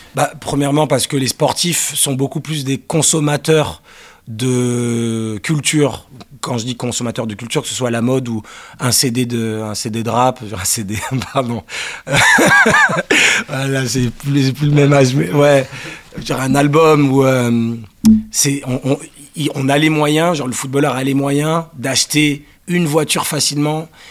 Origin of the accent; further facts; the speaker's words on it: Paris, Île-de-France, France; also born or lived in Cannes / Manchester, England; je suis parisien, mais j'ai grandi, entre Paris et Cannes